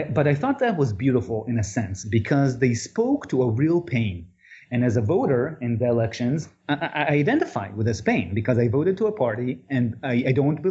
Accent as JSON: {"language": "English", "country": "Israel", "said": "I'm from Israel."}